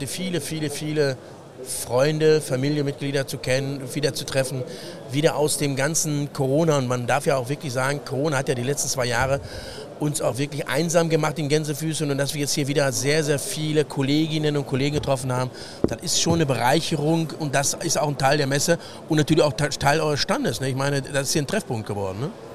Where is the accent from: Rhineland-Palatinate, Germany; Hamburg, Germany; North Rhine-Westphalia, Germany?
North Rhine-Westphalia, Germany; Ruhr area; ich als Ruhrpottler